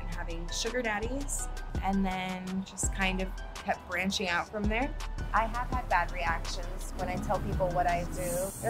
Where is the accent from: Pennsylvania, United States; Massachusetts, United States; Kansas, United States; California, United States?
Kansas, United States; moved away as an adult; now in Los Angeles, United States; I'm actually from Kansas, but yeah, far from home.